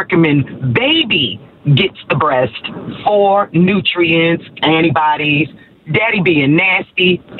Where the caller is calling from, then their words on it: Atlanta, Georgia, United States; I'm calling from Atlanta.